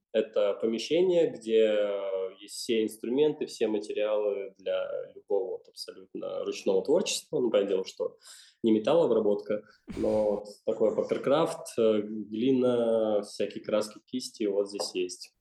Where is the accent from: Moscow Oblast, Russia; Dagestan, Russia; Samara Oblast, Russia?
Moscow Oblast, Russia; Chernogolovka; я родился, вырос в Черноголовке